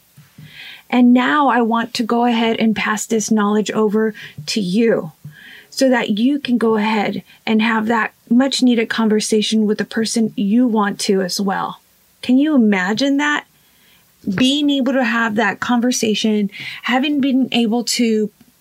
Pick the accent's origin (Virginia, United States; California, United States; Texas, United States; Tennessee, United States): Texas, United States; Rio Grande Valley; I am from the Rio Grande Valley in the state of Texas